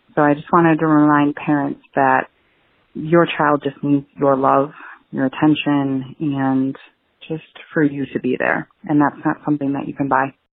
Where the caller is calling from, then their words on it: Sheboygan, Wisconsin, United States; I'm calling from Sheboygan, Wisconsin.